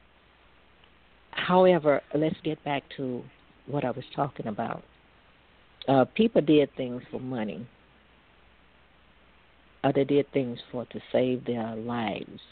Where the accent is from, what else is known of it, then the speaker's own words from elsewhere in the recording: Natchez, Mississippi, United States; moved away as an adult; now in Stockton, United States; my hometown of Natchez, where I graduated high school and everything